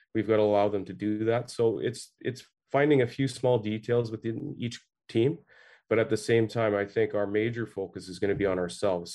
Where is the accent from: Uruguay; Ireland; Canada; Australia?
Canada; Ottawa, Ontario; I grew up in Ottawa here